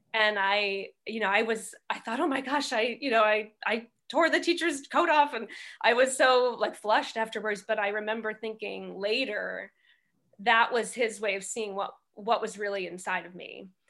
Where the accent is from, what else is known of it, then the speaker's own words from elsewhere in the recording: outside Milwaukee, Wisconsin, United States; moved away as an adult; also born or lived in Syracuse, New York / New York; I grew up outside Milwaukee